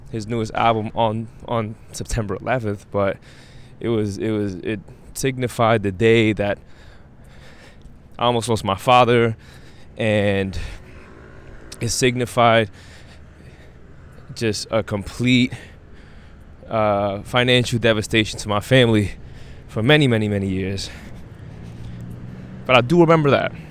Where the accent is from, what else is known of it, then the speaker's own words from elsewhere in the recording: East Coast, United States; Because I was born and raised in the East Coast, I learned about East Coast music.